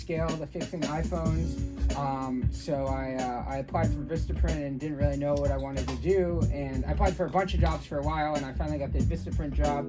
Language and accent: English; Gaithersburg, Maryland, United States; moved away as an adult; now in Los Angeles, United States; I grew up in Maryland